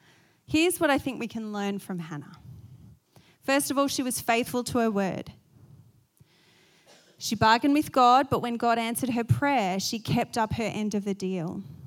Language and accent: English; Australia; I'm going to say Eunice just because I'm Australian.